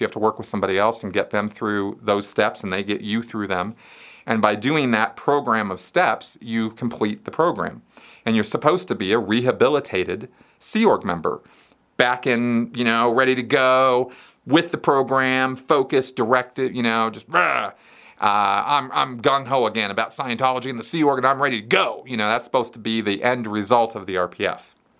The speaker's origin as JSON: {"language": "English", "town": "Pasadena", "region": "California", "country": "United States", "tie": "born or raised there", "said": "I grew up in Pasadena, California"}